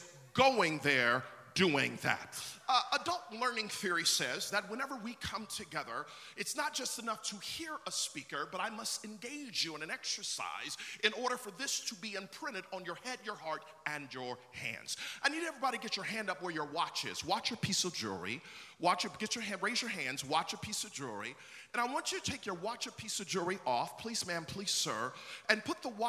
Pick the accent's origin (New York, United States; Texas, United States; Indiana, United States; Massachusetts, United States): New York, United States; Buffalo; now in Orlando, United States; when I was growing up in Buffalo, New York